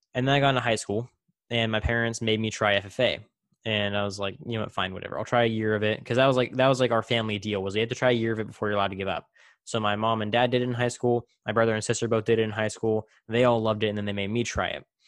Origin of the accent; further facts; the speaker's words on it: Central California, United States; I grew up in Central California, you know, surrounded by dairies and, and cornfields